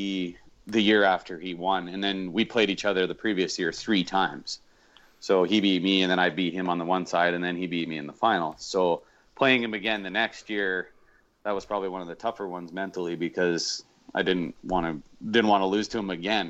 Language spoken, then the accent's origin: English; Wetaskiwin, Alberta, Canada; I'm from Wetaskiwin